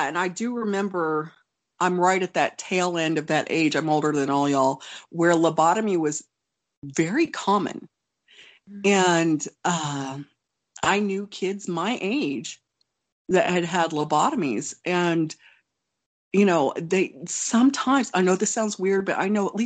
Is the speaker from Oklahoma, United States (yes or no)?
yes; Oklahoma, United States; also born or lived in Wonju, South Korea; growing up in Oklahoma